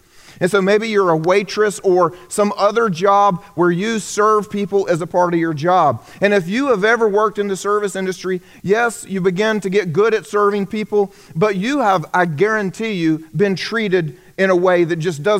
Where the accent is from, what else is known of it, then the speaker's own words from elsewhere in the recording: the South, United States; I grew up here in the South.